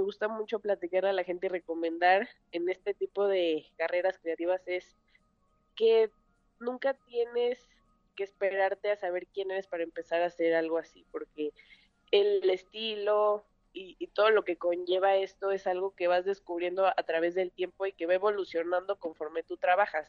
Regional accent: Mexico City, Mexico; Yo nací aquí en la Ciudad de México, soy la más grande de tres hermanos

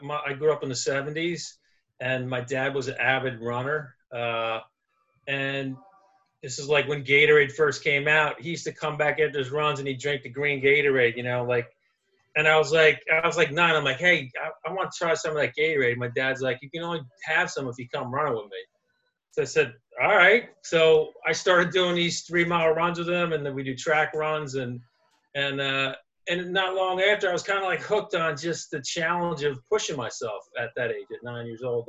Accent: Huntington, New York, United States; I grew up on Long Island, Huntington

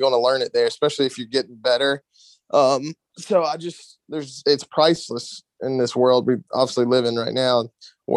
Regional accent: Gastonia, North Carolina, United States; also born or lived in Akron, Ohio; now in Charlotte, United States; I was born in Akron, Ohio, and then I moved to Gastonia when I was 6 years old. So I just say I was born in Akron, Ohio, but raised in Gastonia, and now I live in Charlotte.

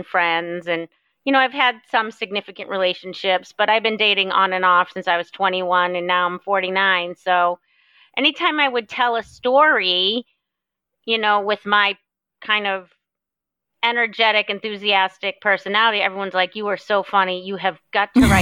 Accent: Boston, Massachusetts, United States; moved away as an adult; now in Southwest Florida, United States; I'm originally from Massachusetts, but I currently live in Southwest Florida on the Gulf

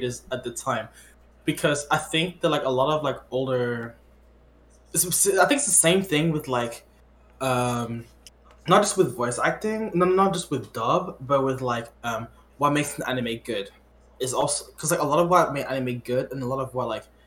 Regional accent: Quebec, Canada; I was born in Quebec

